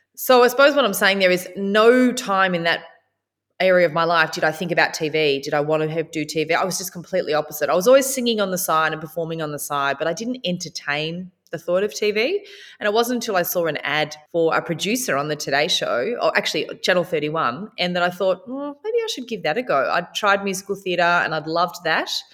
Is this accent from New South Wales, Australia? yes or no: no; Warrnambool, Victoria, Australia; growing up in Warner Ball and watching Tracy Grimshaw